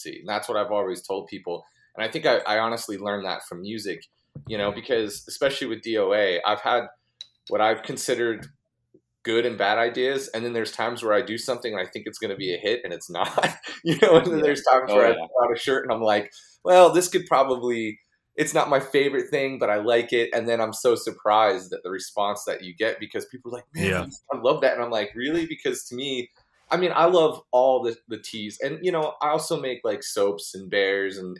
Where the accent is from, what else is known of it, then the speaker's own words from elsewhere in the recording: Fort Lauderdale, Florida, United States; born and raised in Fort Lauderdale, Florida